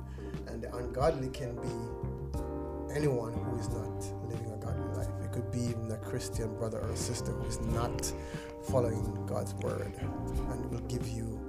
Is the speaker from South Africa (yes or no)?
no; Jamaica; radio listeners out there in Jamaica. I say Jamaica because that's where we're from